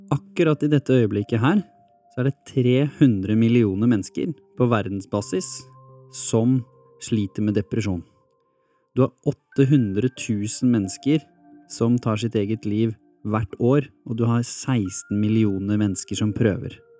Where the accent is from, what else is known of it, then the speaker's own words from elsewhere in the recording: Hurum, Viken, Norway; Jeg vokste opp på Hurum